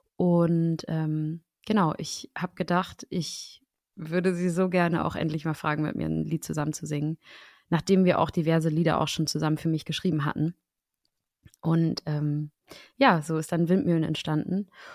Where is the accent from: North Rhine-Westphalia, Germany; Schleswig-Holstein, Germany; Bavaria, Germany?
Schleswig-Holstein, Germany; now in Berlin, Germany; Sebastian und ich sind beide Dorfkinder. Und ich komme aus Schleswig-Holstein